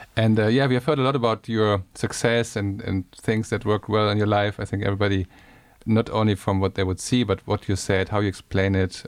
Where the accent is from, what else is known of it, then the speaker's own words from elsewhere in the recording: Germany; I'm from Germany and I'm from a part of Germany with a lot of rain and bad weather